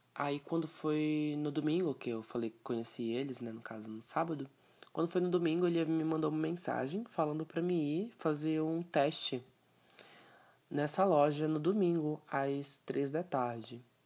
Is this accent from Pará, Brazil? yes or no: yes; Castanhal, Pará, Brazil; also born or lived in Joinville, Santa Catarina; now in São Paulo, Brazil; eu sou natural do estado do Pará é, nasci lá, me criei lá, numa cidadezinha chamada Castanhal, Pará